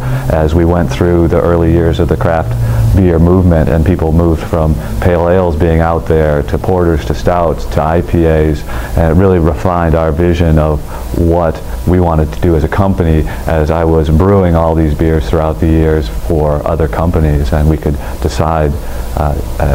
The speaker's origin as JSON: {"language": "English", "town": "Ann Arbor", "region": "Michigan", "country": "United States", "tie": "born or raised there", "said": "I was born in the town that I live in now, Ann Arbor"}